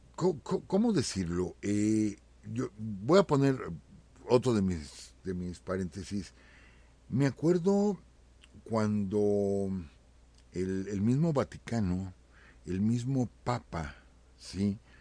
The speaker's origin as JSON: {"language": "Spanish", "country": "Mexico", "tie": "born or raised there", "said": "nací aquí, nací en México"}